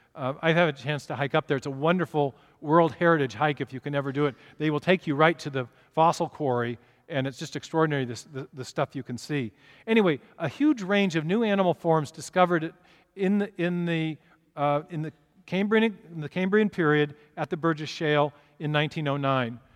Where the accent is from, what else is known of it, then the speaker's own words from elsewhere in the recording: Seattle, Washington, United States; I'm from Seattle